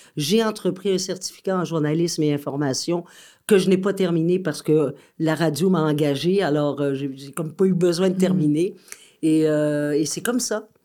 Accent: Saint-Sauveur-des-Monts, Quebec, Canada; also born or lived in France / Saint-Jérôme; j'ai grandi à Saint-Sauveur-des-Monts, dans les Laurentides, et j'ai grandi dans un restaurant

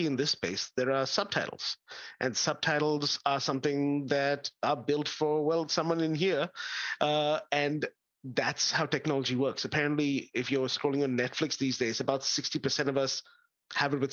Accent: India; now in Australia; I grew up in India

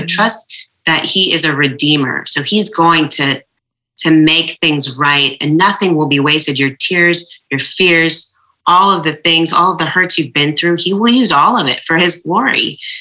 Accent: just outside of Portland, Oregon, United States; also born or lived in Jordan; we grew up uh, primarily in Oregon, um, just outside of Portland.

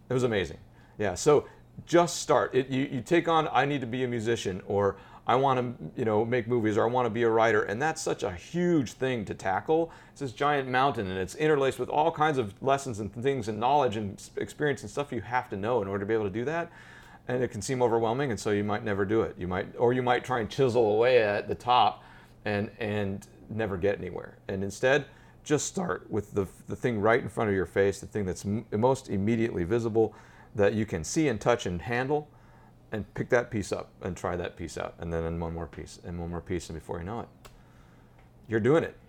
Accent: Colorado, United States; moved away as an adult; now in Manhattan, United States; I grew up in Colorado

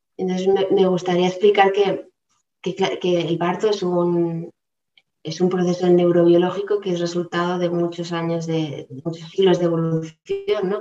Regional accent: Palma, Balearic Islands, Spain; moved away as an adult; yo soy de Palma de Mallorca, eh, he vivido algunos años en diferentes lugares fuera de la isla

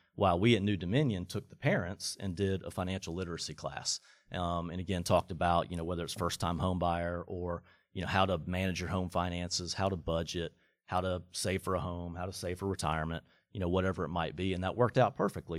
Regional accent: Atlanta, Georgia, United States; moved away; I grew up in Atlanta.

